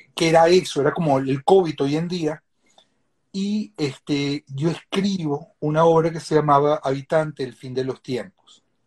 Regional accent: Venezuela; moved away as an adult; also born or lived in Sweden / Spain; me vuelvo a regresar a Venezuela

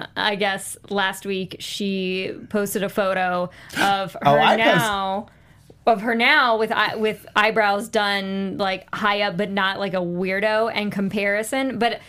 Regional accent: San Bernardino, California, United States; I was born in San Bernardino.

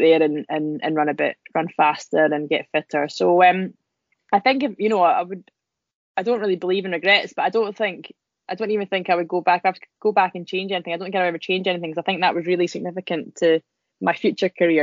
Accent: Scotland, United Kingdom; accent: Scottish; I'm, I'm really Scottish sounding. I didn't realize I sounded so Scottish.

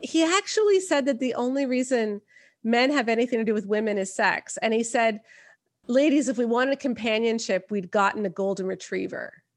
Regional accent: Canada; I'm not even American, I'm Canadian

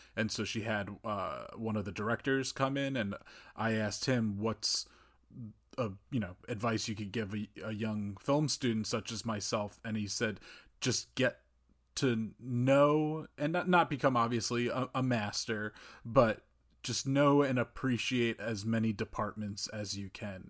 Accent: North New Jersey, United States; I grew up in North New Jersey

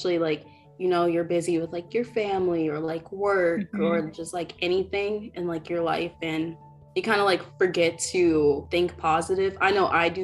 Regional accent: Minneapolis, Minnesota, United States; also born or lived in North Dakota; I am originally from Minneapolis. So that's where I live

